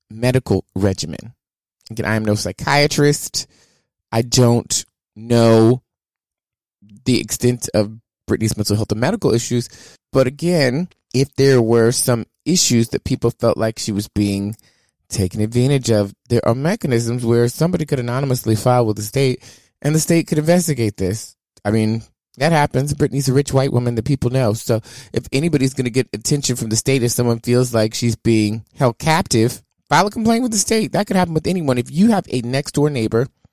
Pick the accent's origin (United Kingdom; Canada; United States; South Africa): United States; the South; I'm from the South